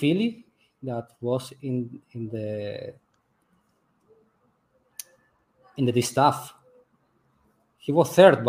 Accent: Venezuela; English is a second language; moved away as an adult; now in Uruguay; I'm really Venezuelan. I was born in Venezuela, and I moved to Uruguay 5 years ago. I established here, and I live and work in a warehouse here.

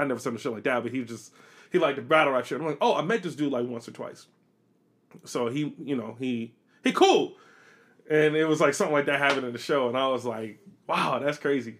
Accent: United States; I'm American

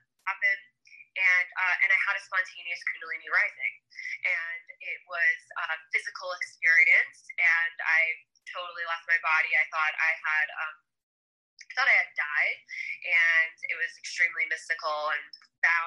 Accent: Long Island, New York, United States; moved away as an adult; also born or lived in Westchester, New York; now in Sedona, United States; I grew up on Long Island

